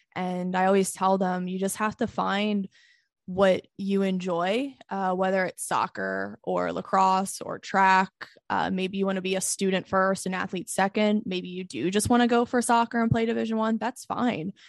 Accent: United States; as an American woman

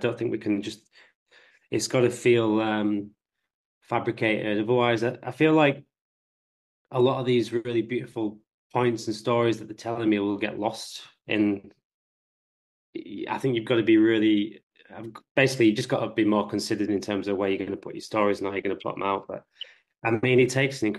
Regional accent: the North, the north of England, United Kingdom; I'm from the North

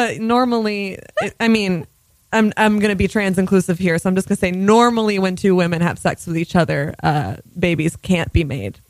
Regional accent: Rutland, Vermont, United States; I am also from a heroin town. The New York Times wrote an article about Rutland, Vermont, my hometown.

